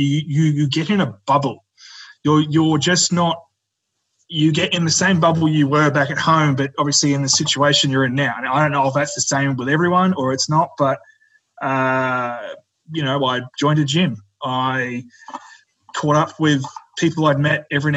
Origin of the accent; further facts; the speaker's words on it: Bundaberg, Queensland, Australia; We're from Bundaberg, 4 hours away from Brisbane